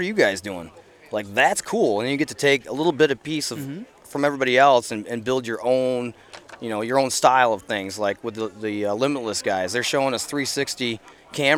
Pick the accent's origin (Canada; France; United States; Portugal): United States; Western New York; we're from Western New York, so in Massachusetts here, we're not well known